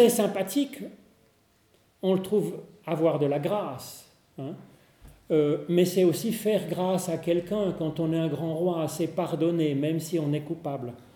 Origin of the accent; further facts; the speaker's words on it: Geneva, Switzerland; on est genevois